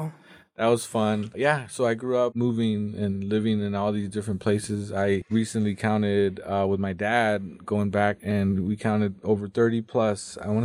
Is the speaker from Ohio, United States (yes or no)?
no; Mountain Home, Idaho, United States; also born or lived in Nampa, Idaho; Well, I was born in Nampa, Idaho.